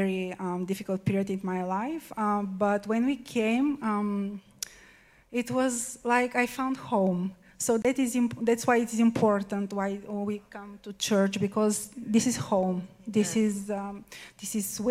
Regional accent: Bulgaria; English is a second language; moved away as an adult; now in Italy; I'm from Bulgaria. I'm in Italy because I'm married for an Italian

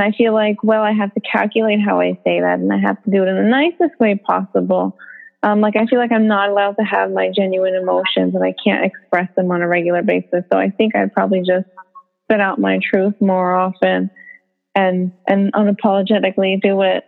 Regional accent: United States; an American woman

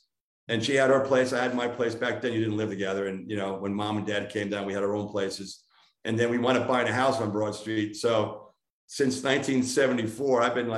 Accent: Long Island, New York, United States; moved away as an adult; now in Salem, Virginia, United States; I didn't do too much moving. If you told me when I was a freshman from Long Island, you'd be the rest of your life, pal.

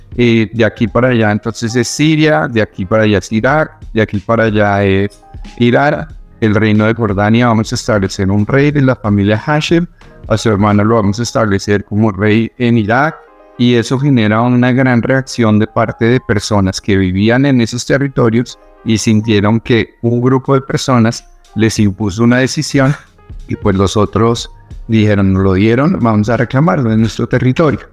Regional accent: Bogotá, Colombia; moved away as an adult; also born or lived in Middle East / Palestine; ser rubio con cara de europeo y haber nacido en Bogotá

